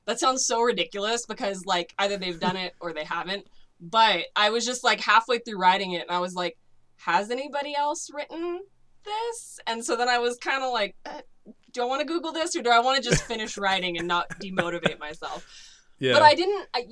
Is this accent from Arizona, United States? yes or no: no; California, United States; accent: American; I'm there from California, like, I'm in Iceland, like, this is far away from home